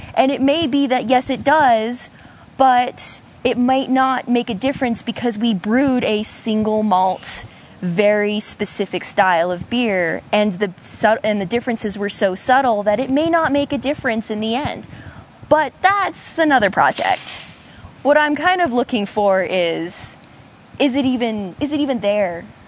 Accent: Idaho, United States; now in Oregon, United States; I'm from Idaho originally, but I am currently in a graduate program working on my master's with Pat Hayes in the Barley program. I'm at Oregon State University

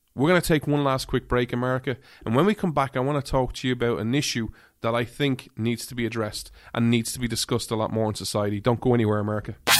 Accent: Ireland; now in United States; being an outsider, an Irishman.

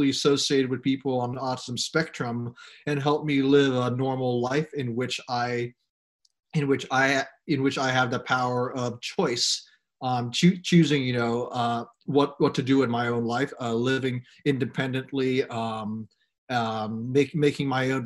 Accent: Hong Kong; moved away as an adult; also born or lived in United States; I was born in Hong Kong 24 years ago. I sometimes lose track of my own age. And I attended Hong Kong International School from kindergarten or pre-kindergarten. We call that Hong Kong Reception 1, all the way to grade 12.

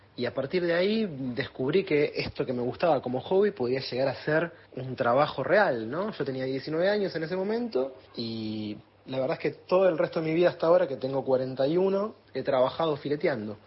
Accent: Buenos Aires, Argentina; yo me crié en Almagro, casi en el Abasto

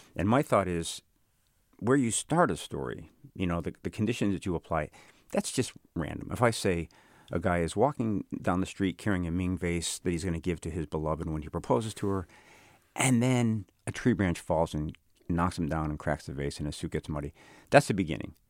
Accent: Chicago, Illinois, United States; growing up in Chicago

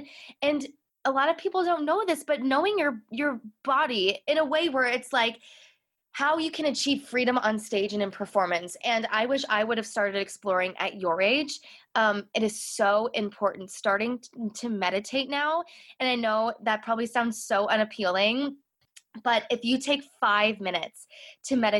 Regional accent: Chicago, Illinois, United States; I grew up in Chicago, so I had access to Broadway in Chicago

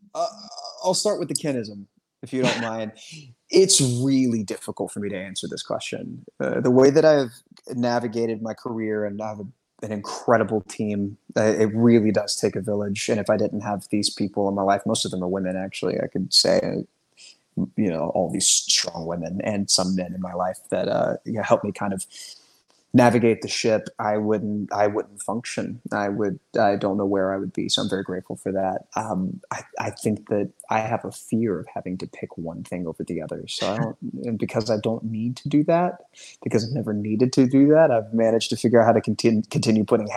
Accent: the South, United States; I'm from the South

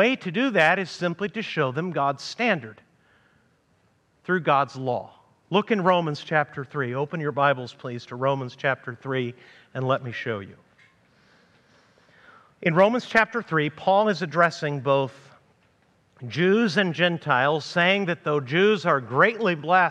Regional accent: Amarillo, Texas, United States; moved away; my hometown of Amarillo, Texas

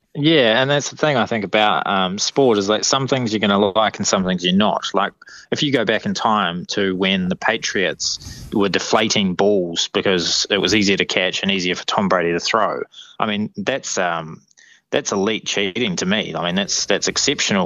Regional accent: Wellington, New Zealand; we're from Wellington

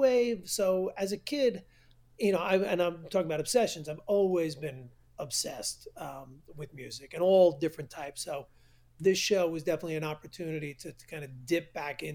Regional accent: New York, United States; I've been growing up in New York

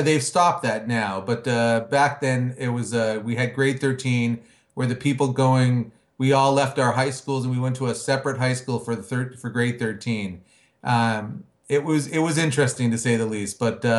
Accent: Hamilton, Ontario, Canada; Well, I'm a fellow Canadian to go along with some of your other guests and big … fans. I was born and raised in Hamilton, Ontario, Canada.

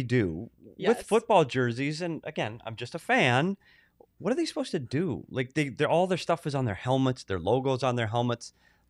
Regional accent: Minnesota, United States; now in Phoenix, United States; my home state of Minnesota.

